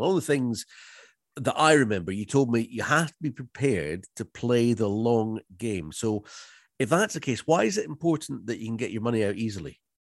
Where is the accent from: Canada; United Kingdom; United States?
United Kingdom; Loch Ness, Scotland; born or raised there